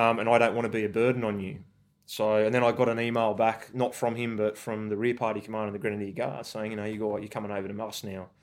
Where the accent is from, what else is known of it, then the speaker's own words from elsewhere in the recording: Forbes, New South Wales, Australia; I grew up in Forbes and country in New South Wales